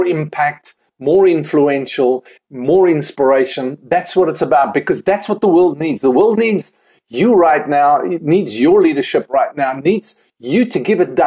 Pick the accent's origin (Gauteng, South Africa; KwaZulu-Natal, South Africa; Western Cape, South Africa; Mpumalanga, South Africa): Western Cape, South Africa; Cape Town; moved away as an adult; also born or lived in United Kingdom; now in Pennsylvania, United States; I am originally from South Africa, Cape Town, South Africa, and moved to the United Kingdom about 10 years ago